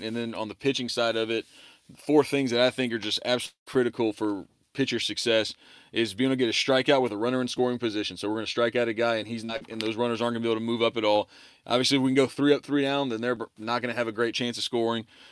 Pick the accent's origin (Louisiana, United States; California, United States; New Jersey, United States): Louisiana, United States; Baton Rouge; moved away as an adult; also born or lived in Texas; went to Southern University for a year, which is in my hometown of Baton Rouge